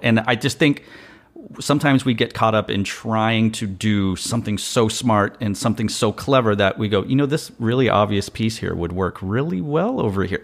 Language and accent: English; Austin, Texas, United States; I'm from Austin